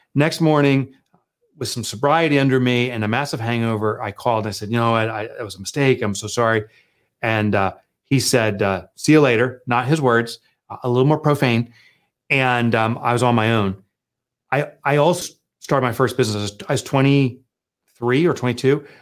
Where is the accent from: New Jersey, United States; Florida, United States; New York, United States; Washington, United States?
New Jersey, United States; Boonton; from a little Booton, New Jersey, a little colonial town. It's actually where I grew up